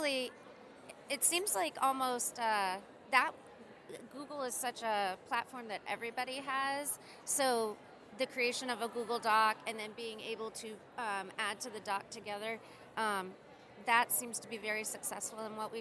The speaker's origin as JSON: {"language": "English", "country": "United States", "said": "I'm an American in the United States"}